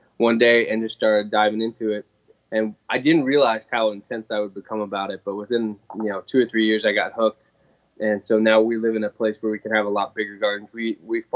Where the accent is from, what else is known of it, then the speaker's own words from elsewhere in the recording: Pennsylvania, United States; moved away as an adult; also born or lived in Indiana; now in Buffalo, United States; when I grew up in Pennsylvania